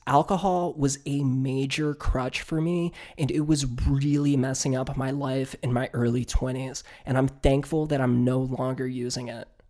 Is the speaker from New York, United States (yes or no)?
no; Northern Virginia, United States; my hometown in Northern Virginia